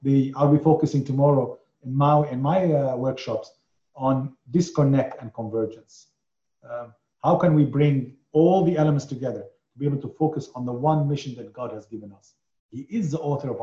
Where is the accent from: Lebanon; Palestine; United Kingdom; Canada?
Lebanon; moved away; I come from Lebanon